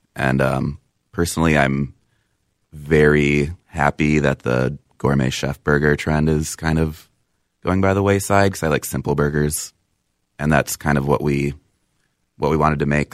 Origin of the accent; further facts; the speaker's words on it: Apple Valley, Minnesota, United States; I was born in Apple Valley.